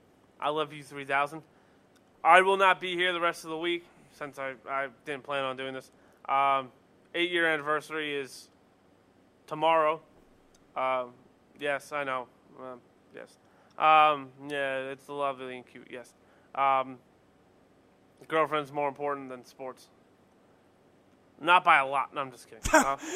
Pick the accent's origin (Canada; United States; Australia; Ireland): Canada; Vancouver, British Columbia; I'm from Vancouver.